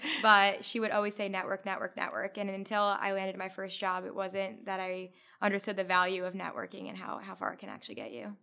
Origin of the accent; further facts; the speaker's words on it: New Jersey, United States; I'm from North Jersey